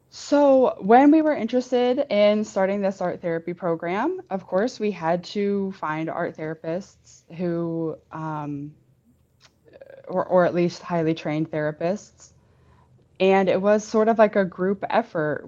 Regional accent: Pittsburgh, Pennsylvania, United States; I'm from Pittsburgh originally

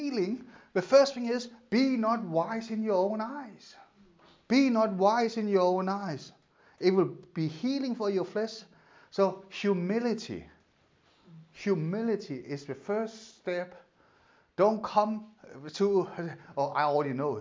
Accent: Denmark; moved away; my part of Denmark

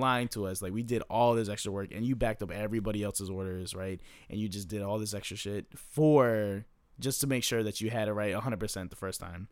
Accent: Maryland, United States; moved away; I'm from Maryland

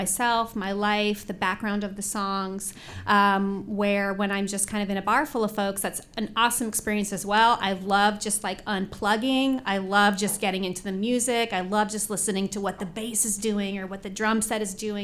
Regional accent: Indianapolis, Indiana, United States; also born or lived in Bloomington; I was born at St. Vincent's Hospital on the north side. And I grew up on the Spring Mill Road area

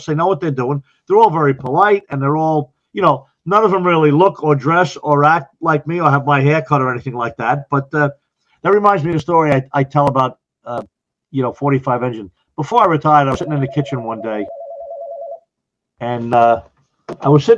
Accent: Long Island, New York, United States; moved away as an adult; also born or lived in Ocala, Florida; now in Orange County, New York, United States; When I grew up in Long Island, I was in the volunteers

